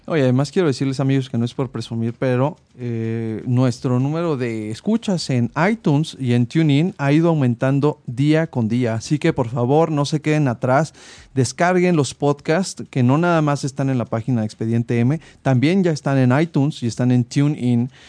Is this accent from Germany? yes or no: no; Mexico